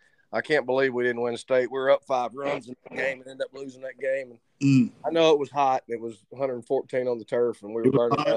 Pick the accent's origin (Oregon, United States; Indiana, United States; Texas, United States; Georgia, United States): Texas, United States; Hooks; born or raised there